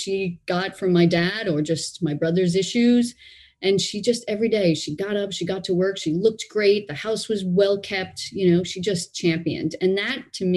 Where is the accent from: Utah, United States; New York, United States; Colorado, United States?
New York, United States; New York City; So I grew up in Brooklyn, New York